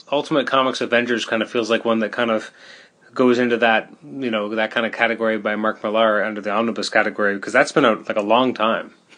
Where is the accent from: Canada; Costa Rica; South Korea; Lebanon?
Canada; I'm Canadian